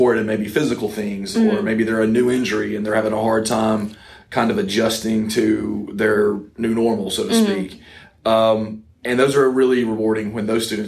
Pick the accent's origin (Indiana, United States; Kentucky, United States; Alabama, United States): Alabama, United States; Coleman, North; also born or lived in Auburn, Alabama; I grew up in North Alabama in Coleman